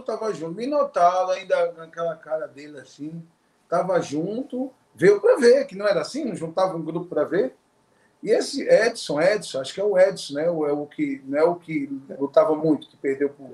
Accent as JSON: {"language": "Portuguese", "town": "Natal", "region": "Rio Grande do Norte", "country": "Brazil", "tie": "born or raised there", "moved": "yes", "lives_now": "Brasília, Brazil", "said": "Natal é minha origem, onde eu nasci"}